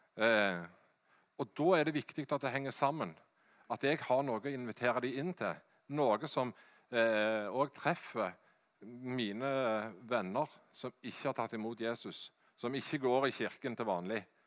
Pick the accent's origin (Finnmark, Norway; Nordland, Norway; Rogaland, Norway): Rogaland, Norway; Hjelmeland; Jeg er fra Hjelmeland i Ryfylke